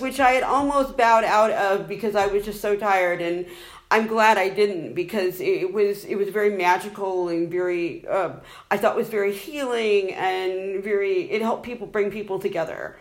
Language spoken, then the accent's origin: English; United States; moved away as an adult; now in Ireland; you can tell from my accent, I'm originally from the United States